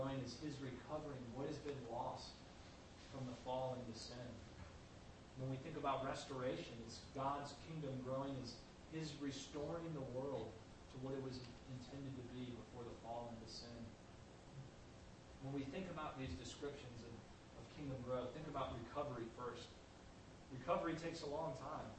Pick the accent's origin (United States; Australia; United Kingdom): United States; St. Louis, Missouri; where I grew up in St. Louis